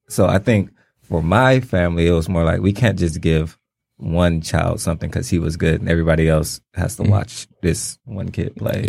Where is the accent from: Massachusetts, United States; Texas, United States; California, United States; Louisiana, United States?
California, United States; Los Angeles; moved away; I grew up in L.A.